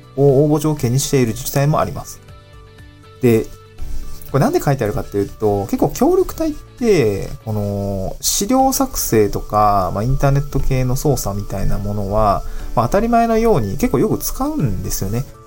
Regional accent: Niigata, Japan; also born or lived in Aomori / Tokyo; now in Awaji Island, Japan; 私、新潟の生まれ

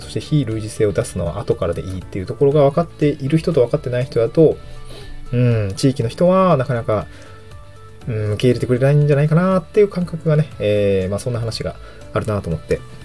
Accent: Niigata, Japan; moved away as an adult; also born or lived in Hirosaki, Aomori / Itabashi, Tokyo / Tokyo; now in Awaji Island, Japan; 生まれは新潟で、あの、柿の種のある亀田町っていうとこですの人です

